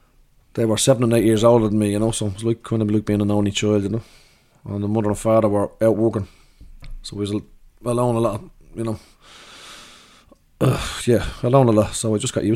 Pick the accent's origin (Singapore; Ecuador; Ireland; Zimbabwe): Ireland; Dublin, Leinster; I grew up swimming in Howth because we're on the dart line there